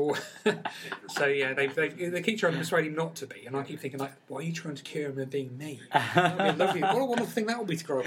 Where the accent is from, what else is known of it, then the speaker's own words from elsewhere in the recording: Peterborough, East of England, United Kingdom; I come from Peterborough